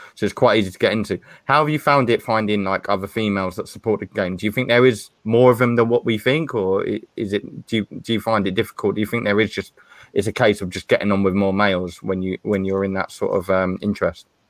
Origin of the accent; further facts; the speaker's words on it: Stevenage, East of England, United Kingdom; I'm from Hertfordshire, Stevenage, and I support Stevenage League Two